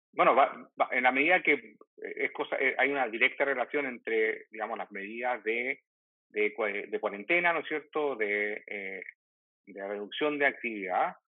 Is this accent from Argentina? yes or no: no; Chile; como diríamos en Chile